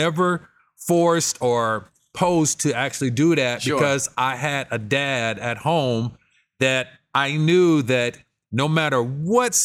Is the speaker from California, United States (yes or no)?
yes; Los Angeles, California, United States; I grew up in South Central